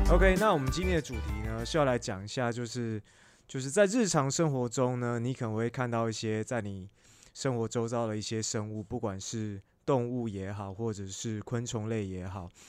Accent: Taipei, Taiwan; 那时候我小时候， 那时候小时候住在南港

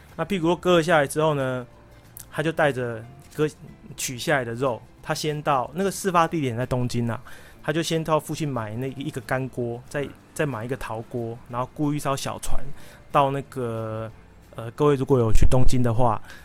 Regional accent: Taiwan; 我们台湾人

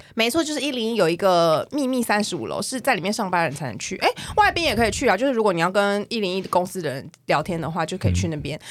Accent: Taipei, Taiwan; 我是台北人

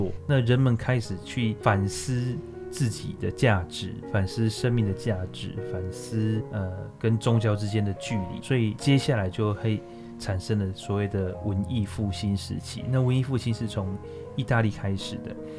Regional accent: China; 哦，我们中国人其实很聪明的。我们中国人其实已经发现，只要得过天花存存活下来的人，就不会再得了。

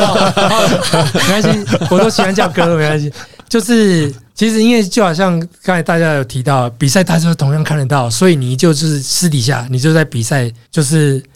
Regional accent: Taiwan; 我是台湾来的

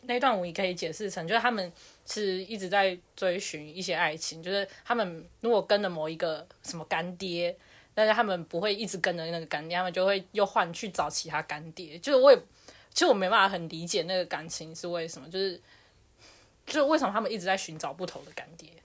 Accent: Taiwan; 我就是台湾人

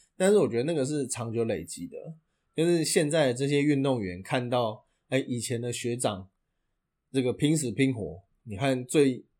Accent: Taiwan; 以我们台湾人的运动习惯

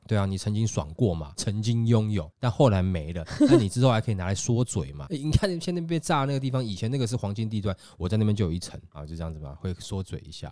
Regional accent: Taiwan; 我们台湾人

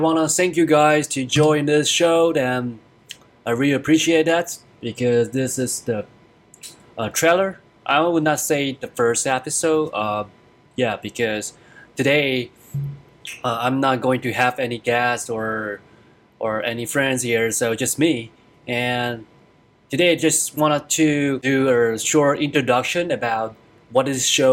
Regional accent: Taiwan; moved away as an adult; now in United States; I'm originally from Taiwan, and I come in here for studies and for work

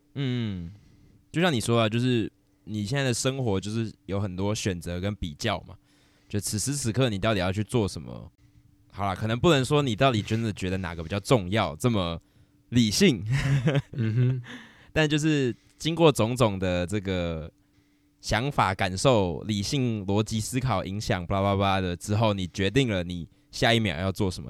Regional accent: Taiwan; 我是台湾人

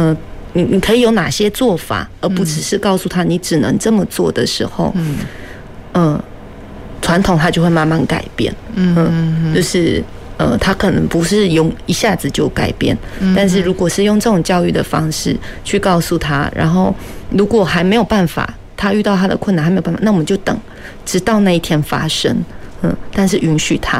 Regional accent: Meinong, Kaohsiung, Taiwan; 我的先生愿意跟我回到我的故乡，我也很感谢。但是很多时候其实是基于实际条件的呃资资。指引，因为美浓的土好，有呃水也不错

